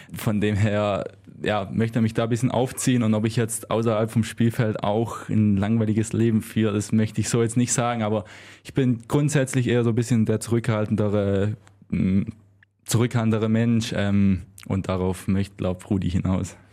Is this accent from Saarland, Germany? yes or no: no; Swabia, Baden-Württemberg, Germany; accent: Swabian; moved away; ich war oft auf meinen Dialekt angesprochen